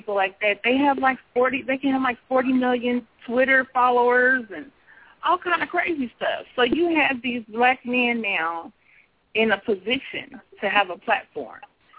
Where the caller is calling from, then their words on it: Kansas City, United States; Kansas City.